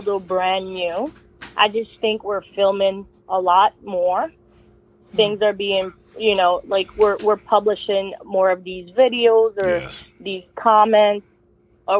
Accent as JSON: {"language": "English", "town": "New York City", "region": "New York", "country": "United States", "tie": "born or raised there", "moved": "yes", "said": "I grew up in Brooklyn, New York"}